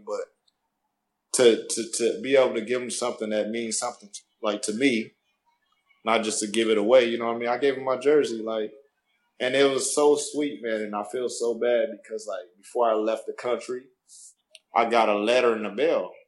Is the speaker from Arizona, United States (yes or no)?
yes; Arizona, United States; I'm from Arizona.